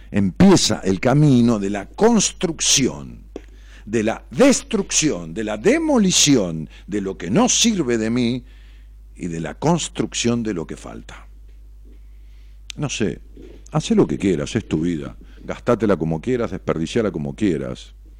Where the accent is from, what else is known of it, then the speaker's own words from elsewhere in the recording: Ramos Mejía, Buenos Aires Province, Argentina; muchos constructores de allá de mi pueblo, Ramos Mejía